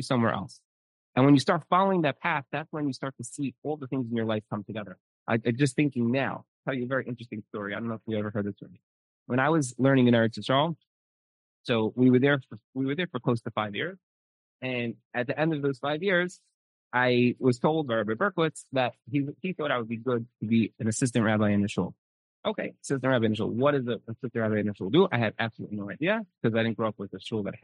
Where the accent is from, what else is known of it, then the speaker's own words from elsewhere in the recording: New York City, New York, United States; I'm from Brooklyn